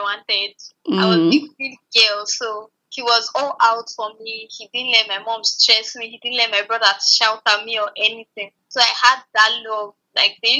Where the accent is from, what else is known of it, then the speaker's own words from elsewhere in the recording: Abuja, Federal Capital Territory, Nigeria; I grew up in Abuja